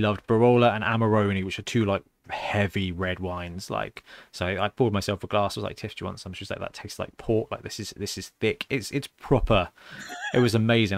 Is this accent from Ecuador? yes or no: no; United Kingdom; we're British geeks